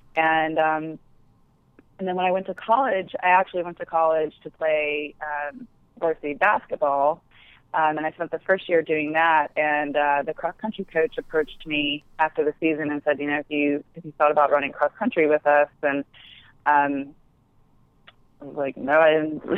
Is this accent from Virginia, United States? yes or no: no; Alabama, United States; moved away as an adult; now in New York, United States; I grew up in Alabama, yeah. um, but now live in New York